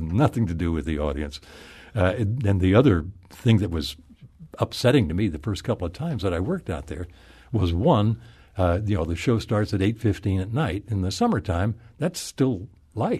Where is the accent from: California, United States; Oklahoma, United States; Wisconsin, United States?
Oklahoma, United States; moved away; I'm from Oklahoma